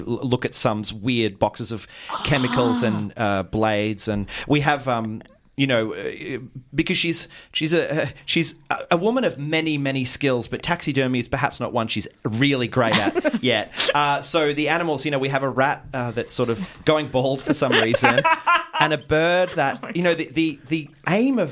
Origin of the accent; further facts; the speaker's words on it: Mornington Peninsula, Victoria, Australia; now in Ocean Grove, Australia; I grew up on the Mornington Peninsula.